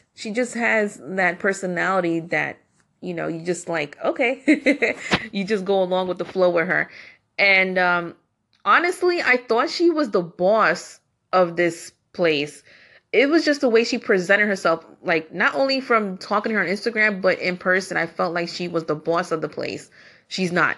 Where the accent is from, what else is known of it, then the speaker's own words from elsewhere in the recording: New York, United States; I am from New York